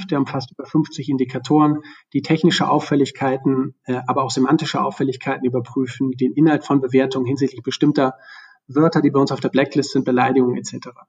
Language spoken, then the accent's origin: German; Hamburg, Germany; also born or lived in Bremen; ich bin in Bremen geboren, in Hamburg groß geworden und mein Vater hat mich im Sinne eines ehrbaren hanseatischen Kaufmanns erzogen.